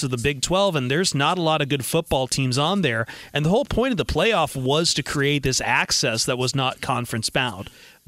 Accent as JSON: {"language": "English", "town": "Toledo", "region": "Ohio", "country": "United States", "tie": "born or raised there", "said": "Well, I grew up in Toledo, right on the border of the biggest Big Ten rivalry out there of Ohio State, Michigan."}